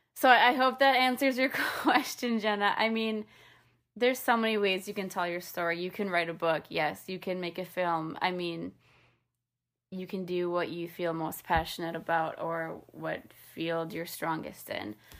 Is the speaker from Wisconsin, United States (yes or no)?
yes; Wisconsin, United States; also born or lived in New York; now in Nashville, United States; I grew up in Wisconsin